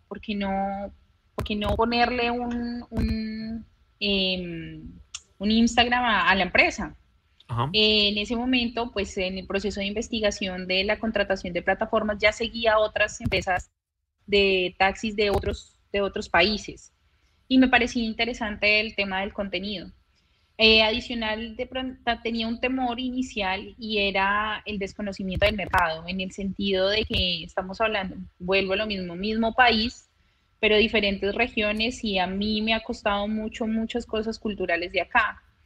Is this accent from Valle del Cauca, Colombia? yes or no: no; Bogotá, Colombia; moved away as an adult; now in Santa Marta, Colombia